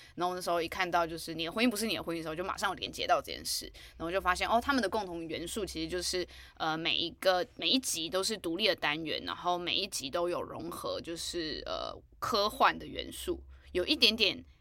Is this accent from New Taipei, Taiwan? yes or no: yes; New Taipei, Taiwan; 我是新北人